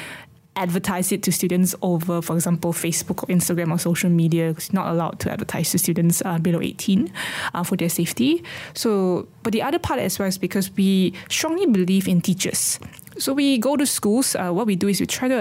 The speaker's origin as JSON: {"language": "English", "region": "Sarawak", "country": "Malaysia", "tie": "born or raised there", "said": "as a person growing up in Sarawak."}